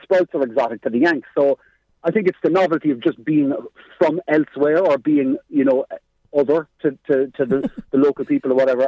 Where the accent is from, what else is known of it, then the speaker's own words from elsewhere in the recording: Cork, Munster, Ireland; accent: Cork; I have a Cork accent, and when I went to LA as well, being Irish